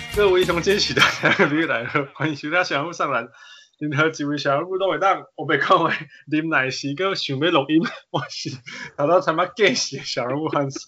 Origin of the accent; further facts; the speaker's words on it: Canada; moved away; 从小在加拿大看不到篮球的人